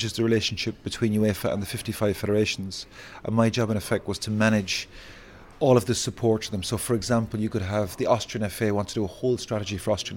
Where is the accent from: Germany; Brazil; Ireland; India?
Ireland; Capmore, East Limerick, Munster; also born or lived in London, United Kingdom; we moved back to Capmore, the village in East Limerick, when I was four